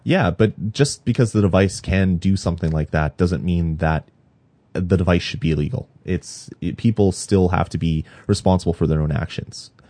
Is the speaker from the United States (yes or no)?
no; Canada; I'm Canadian